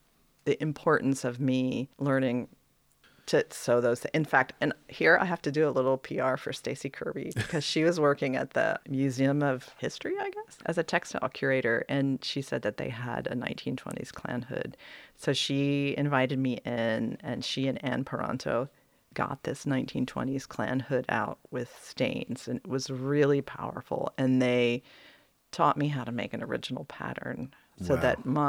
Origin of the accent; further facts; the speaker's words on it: East Germany, Germany; now in United States; But then when I tell people that I am from East Germany, all of a sudden I become exotic.